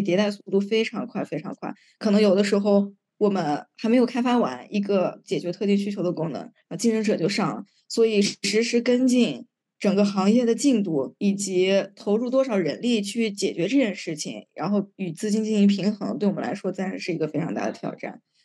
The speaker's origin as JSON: {"language": "Chinese", "country": "China", "said": "我们国家"}